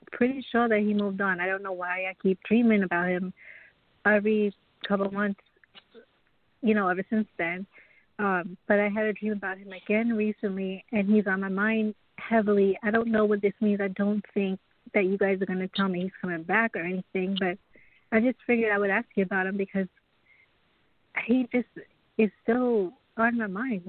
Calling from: Long Island, New York, United States; From New York. Long Island, New York.

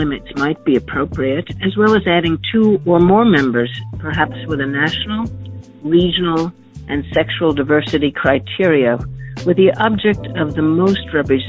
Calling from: New York City, New York, United States; I'm calling from New York City.

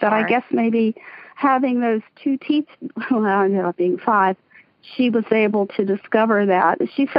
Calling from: Central Pennsylvania, United States; I'm calling from Central Pennsylvania.

